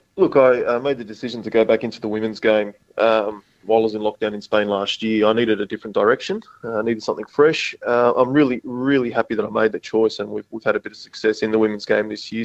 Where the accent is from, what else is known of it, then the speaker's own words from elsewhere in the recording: Sydney, New South Wales, Australia; now in South Australia, Australia; I'm from Sydney, so 40 minutes up the road